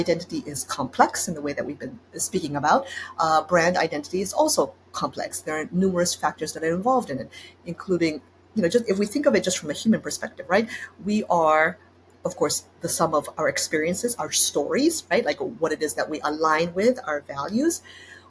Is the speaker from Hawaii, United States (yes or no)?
yes; Hawaii, United States; also born or lived in Japan / Netherlands / Spain; now in New York, United States; I had such an unusual childhood growing up there